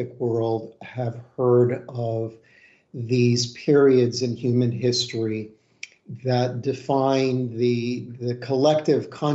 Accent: United States; as a American and practitioner here in the West

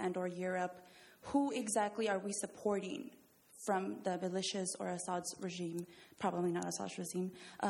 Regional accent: United States; I'm from the United States

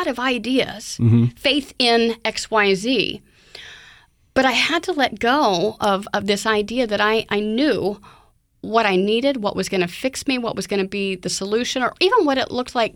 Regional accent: the Bible Belt, United States; I grew up in the Bible Belt

